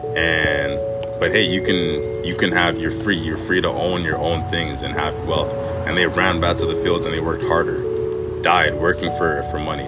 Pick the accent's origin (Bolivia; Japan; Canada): Canada; Winnipeg, Manitoba; I grew up in Winnipeg.